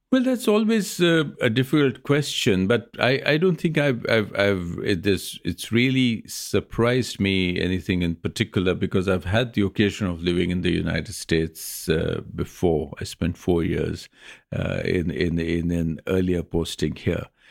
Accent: India

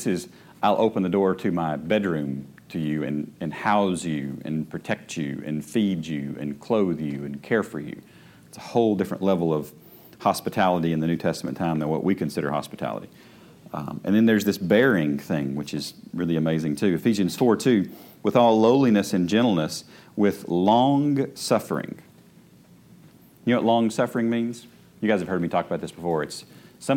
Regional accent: United States; I am an American

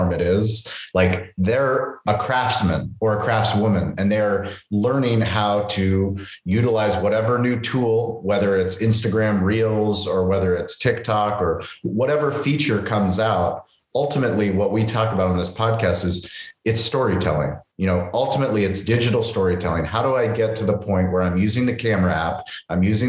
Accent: San Diego, California, United States; I'm from San Diego

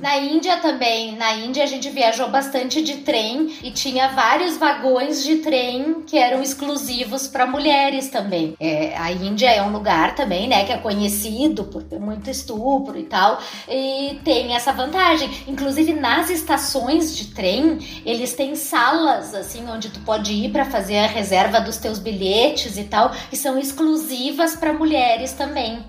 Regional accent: Brazil; eu sou brasileira

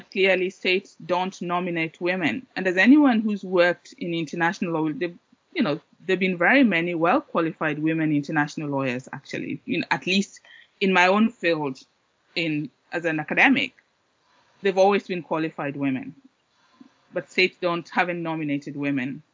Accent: Kenya; moved away as an adult; also born or lived in Oxford; I grew up in Kenya

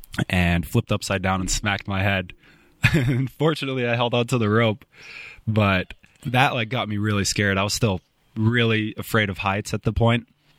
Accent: Los Angeles, California, United States; born there; also born or lived in Spokane; I was born in South L.A. Yeah.

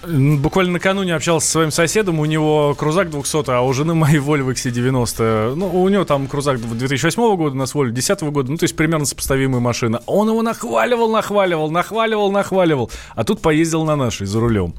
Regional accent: Vidnoye, Moscow Oblast, Russia; я с Москвы, из Видного

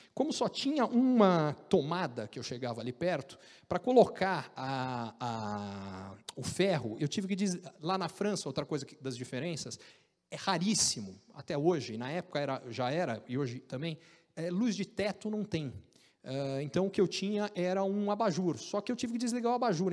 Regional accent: Brazil; moved away as an adult; also born or lived in United States; o pessoal não acredita que eu sou brasileiro, eles acham que eu sou argentino

